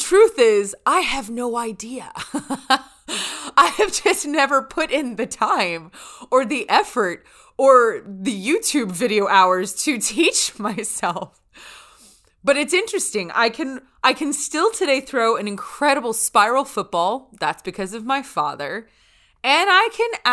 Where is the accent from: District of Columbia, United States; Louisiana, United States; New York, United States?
Louisiana, United States; North; where I grew up in North Louisiana.